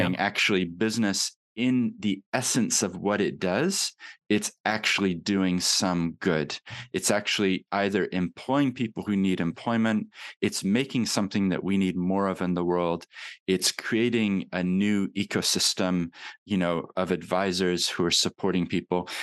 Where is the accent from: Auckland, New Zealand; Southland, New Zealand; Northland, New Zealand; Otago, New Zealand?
Otago, New Zealand; Papakaio; now in Christchurch, New Zealand; I've kept my accent, but I actually grew up in New Zealand